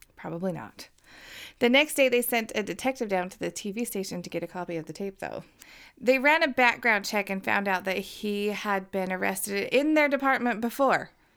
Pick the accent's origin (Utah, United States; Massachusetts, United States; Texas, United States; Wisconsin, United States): Utah, United States; Uinta Basin; we're from the Uinta Basin and we talk like a bunch of hicks